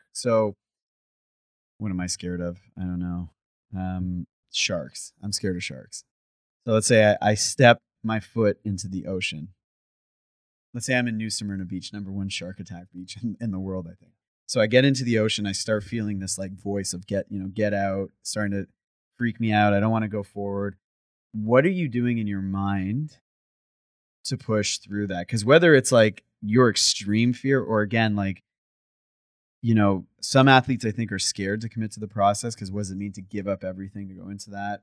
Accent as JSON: {"language": "English", "country": "Canada", "said": "I'm from Canada"}